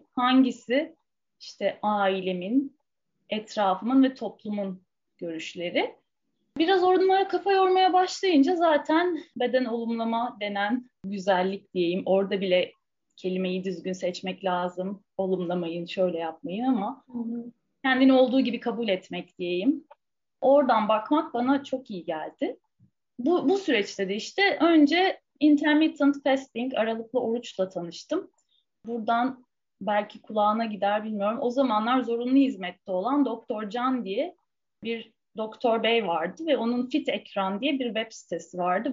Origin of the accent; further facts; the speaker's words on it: Istanbul, Turkey; ben yani Fulya'da büyüdüm Beşiktaş'ın göbeğinde